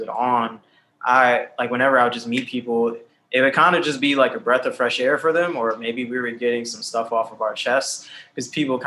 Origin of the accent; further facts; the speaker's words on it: Cleveland, Ohio, United States; moved away as an adult; now in New York City, United States; Cleveland, Ohio in the background, my hometown